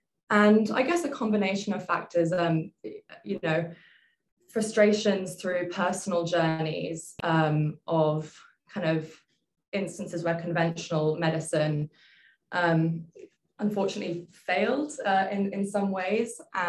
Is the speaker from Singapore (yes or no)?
yes; Singapore; I'm an organizational psychologist at Tea Tree Health. And I'm originally British, but born and raised in Asia, so I consider Singapore home.